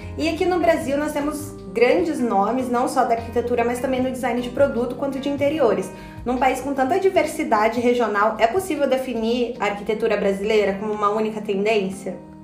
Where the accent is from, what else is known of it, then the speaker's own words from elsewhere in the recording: Japan; E eu, como japonesa